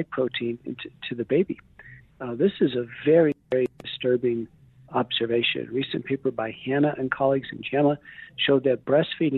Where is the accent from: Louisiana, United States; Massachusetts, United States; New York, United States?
New York, United States; Buffalo; I grew up in Buffalo, New York